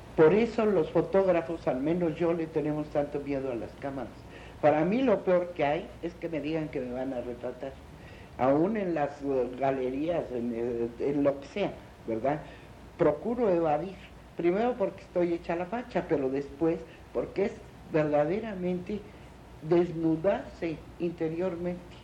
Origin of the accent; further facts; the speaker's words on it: Mexico; amo mucho a mi pueblo, amo mucho a mi país y me encanta, me parece precioso